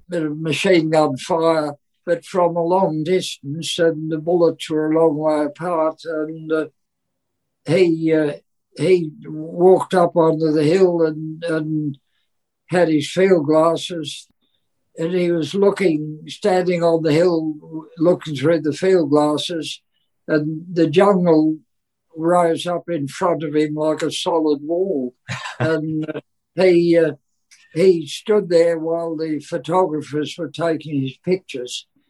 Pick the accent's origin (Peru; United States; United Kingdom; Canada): United Kingdom; England; moved away; he was born in England, and so was